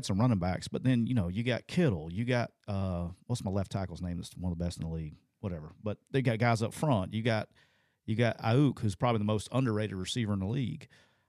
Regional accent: Alabama, United States; I'm from Alabama.

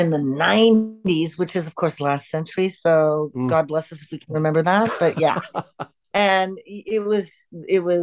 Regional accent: Canada; we're Canadian

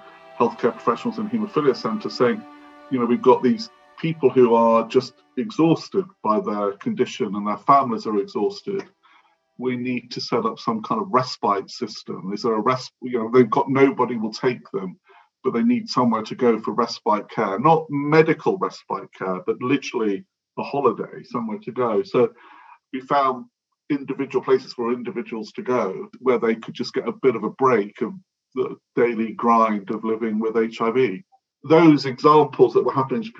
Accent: Devon, South West England, United Kingdom; I grew up in Devon

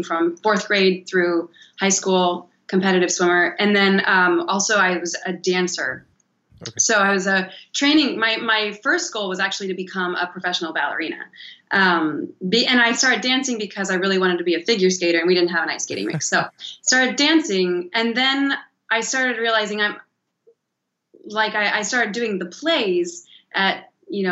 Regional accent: Cody, Wyoming, United States; now in Los Angeles, United States; I'm from a small town called Cody, Wyoming, which is the east entrance to Yellowstone National Park

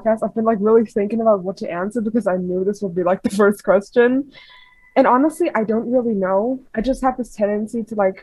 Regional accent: Germany; I'm from Germany. It's like 4 in the morning here.

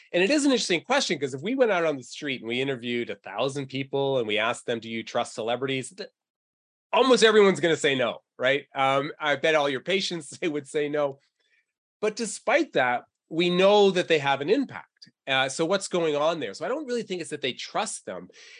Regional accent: New England, United States; You know, I'm originally from New England, so I bleed Patriot blue.

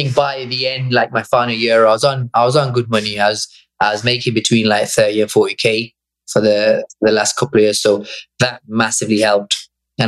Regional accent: Bangladesh; moved away; I was born there

